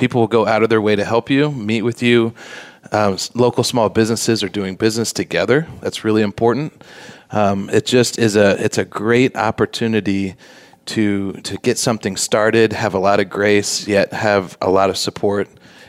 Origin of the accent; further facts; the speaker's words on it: Switzerland; now in United States; So I came over from Switzerland. She came from Alaska.